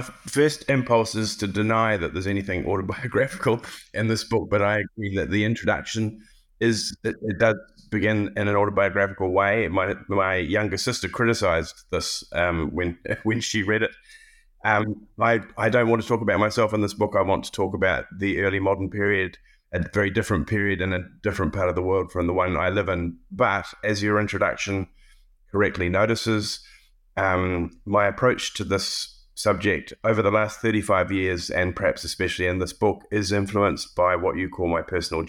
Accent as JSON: {"language": "English", "country": "New Zealand", "also_born_or_lived": "Cambridge, United Kingdom", "said": "I have always, as a New Zealander, engaged with British history from the outside. My initial education was not British."}